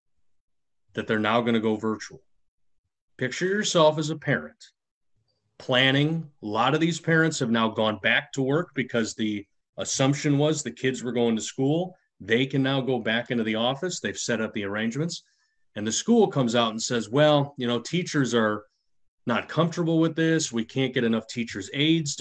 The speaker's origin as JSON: {"language": "English", "town": "Chicago", "region": "Illinois", "country": "United States", "tie": "born or raised there", "said": "that was the time I grew up and the place that I grew up in Chicago"}